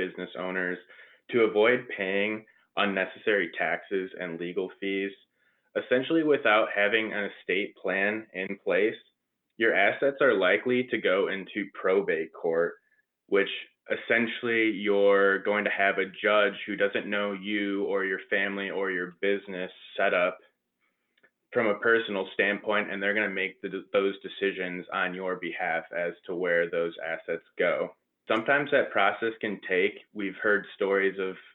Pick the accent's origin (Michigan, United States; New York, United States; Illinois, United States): Michigan, United States; outside of Detroit; moved away as an adult; also born or lived in Central Florida; now in Orlando area, United States; I was born and raised outside of Detroit